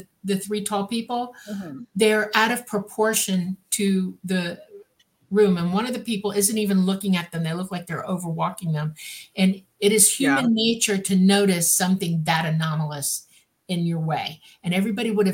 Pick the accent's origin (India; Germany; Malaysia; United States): United States; Miami, Florida; moved away; I'm from Miami